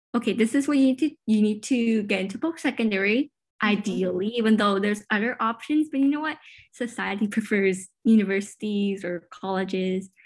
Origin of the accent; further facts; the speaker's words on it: Richmond, British Columbia, Canada; I was born and raised in Richmond, BC, but my parents immigrated from Hong Kong